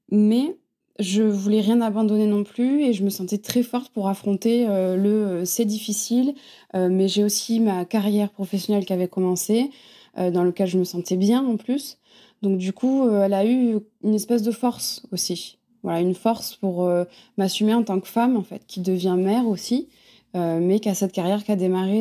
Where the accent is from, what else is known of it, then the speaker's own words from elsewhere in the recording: Montpellier, Occitania, France; moved away as an adult; also born or lived in Paris / Bordeaux; now in Biarritz, France; j'ai grandi à Montpellier, donc je suis vraiment une fille du sud.